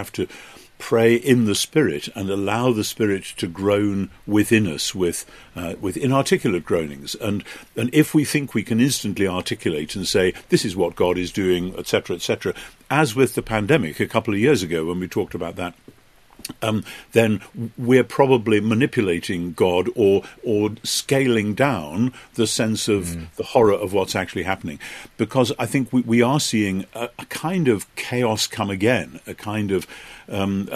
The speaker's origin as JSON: {"language": "English", "country": "United Kingdom"}